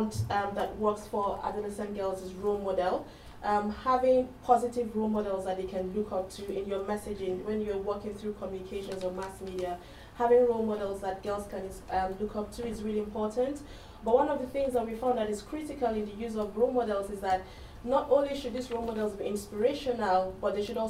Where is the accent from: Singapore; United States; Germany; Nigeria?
Nigeria; I'm from Nigeria.